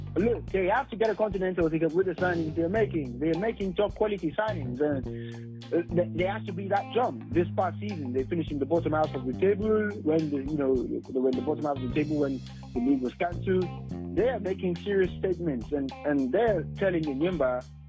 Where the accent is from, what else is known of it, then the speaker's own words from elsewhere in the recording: Nigeria; I'm proud to be a Nigerian